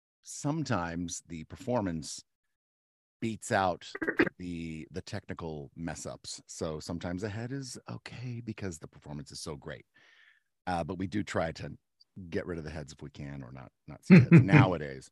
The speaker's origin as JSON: {"language": "English", "town": "Turner", "region": "Kansas", "country": "United States", "tie": "born or raised there", "said": "I'm from the Wyandotte County side of near Kansas City. It's in Kansas City. It's a suburb of Kansas City called Turner, Kansas"}